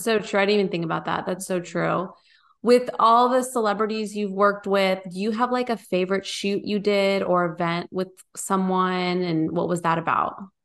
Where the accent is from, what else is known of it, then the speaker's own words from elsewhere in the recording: Bay Area, California, United States; moved away as an adult; now in Nashville, United States; we're from the Bay Area.